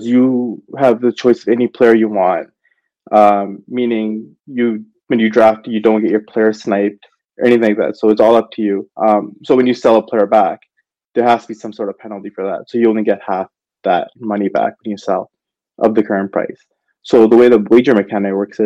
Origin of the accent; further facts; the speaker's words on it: Canada; I'm from Canada myself